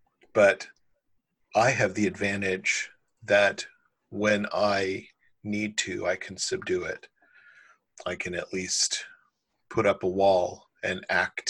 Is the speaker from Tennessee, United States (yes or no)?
no; Kansas City, Missouri, United States; I was born in the middle of rioting in Kansas City